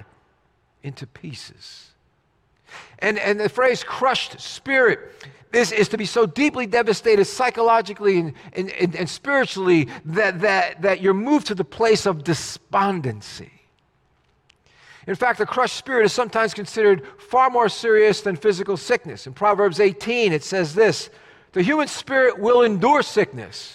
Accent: New Jersey, United States; As a kid growing up in Jersey

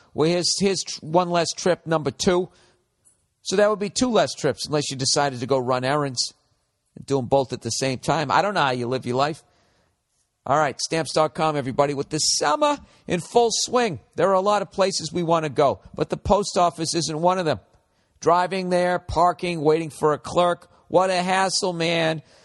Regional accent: United States; as an American

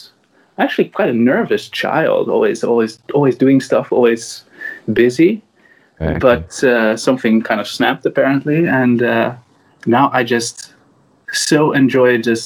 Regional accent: Netherlands; English is a second language; also born or lived in United States; I was like 2.5 when we moved back to Holland.

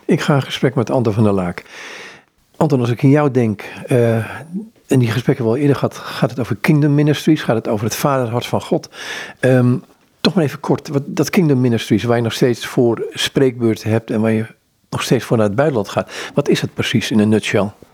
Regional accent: Amsterdam, North Holland, Netherlands; ik kom uit Amsterdam

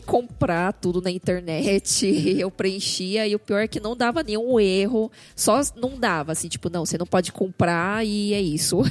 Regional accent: São Paulo, Brazil; eu nasci em São Paulo, só que meus pais, eles são chineses

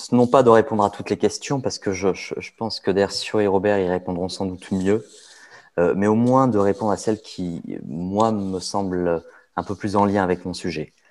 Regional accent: France; on va savoir que je ne suis pas d'ici, on va savoir que je suis français, on va savoir que je suis occidental

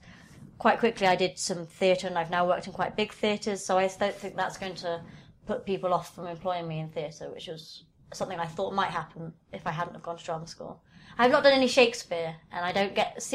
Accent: London, United Kingdom; also born or lived in Camden, London; I was born in Camden, but actually grew up mostly in southwest London near Richmond.

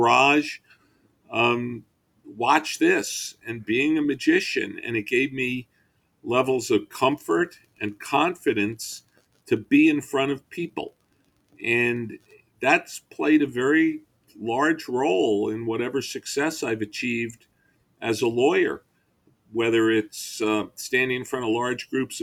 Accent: Long Island, New York, United States; I grew up on Long Island

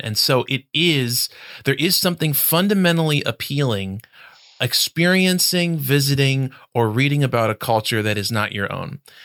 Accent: United States; my, my Americanness

